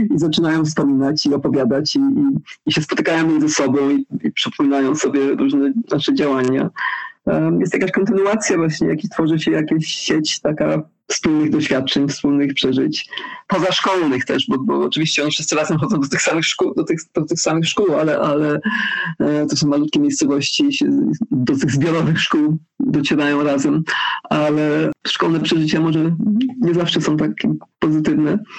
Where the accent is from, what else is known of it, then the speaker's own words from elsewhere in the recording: London, United Kingdom; Polish is a second language; moved away as an adult; also born or lived in Wales / Zambia / Canada; now in Poland; urodziłam się w Londynie, potem mieszkałam w Walii, kończyłam studia w Walii